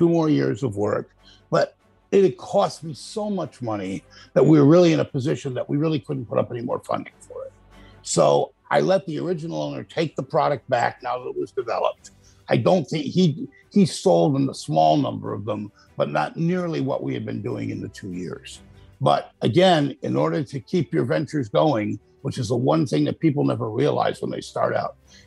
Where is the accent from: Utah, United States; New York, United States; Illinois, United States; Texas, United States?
New York, United States; Buffalo; also born or lived in Boston, Massachusetts; now in Myrtle Beach, United States; I grew up in upstate New York. I'm from Buffalo